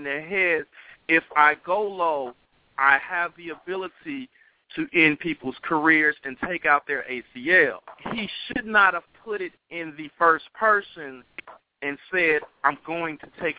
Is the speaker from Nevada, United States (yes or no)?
no; Chicago, Illinois, United States; I'm from Chicago